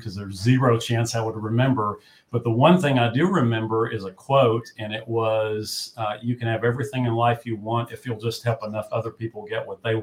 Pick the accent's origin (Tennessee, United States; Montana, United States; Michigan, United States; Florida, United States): Tennessee, United States; Gatlinburg; I was raised in Gatlinburg, Tennessee. So I'm a hillbilly